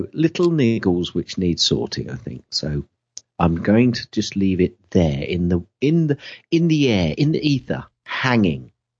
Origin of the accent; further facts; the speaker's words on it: Kettering, East Midlands, United Kingdom; I'm from Kettering, mate.